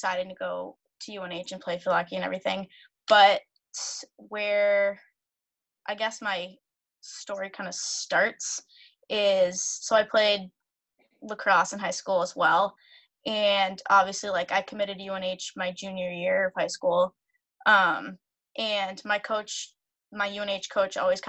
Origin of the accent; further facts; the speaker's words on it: Reading, Massachusetts, United States; I grew up in Reading, Mass. I live here now.